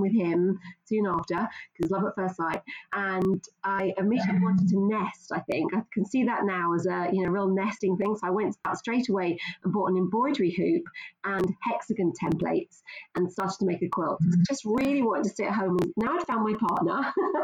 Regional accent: London, United Kingdom; moved away as an adult; also born or lived in Scottish Borders; now in Linlithgow, United Kingdom; Originally, I'm from London, so I don't have a lovely Scottish accent. I moved here about 30 years ago

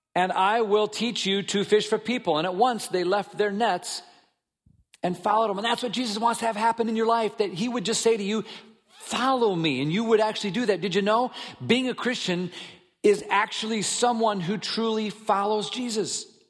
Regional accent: Minnesota, United States; I grew up in Minnesota

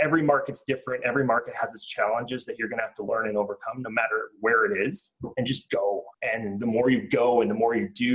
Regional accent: Canada; as a Canadian

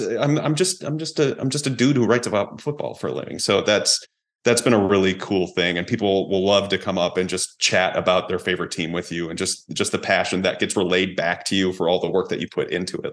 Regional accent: Hamburg, New York, United States; also born or lived in Buffalo, New York / Florida; I'm a kid from Hamburg, New York

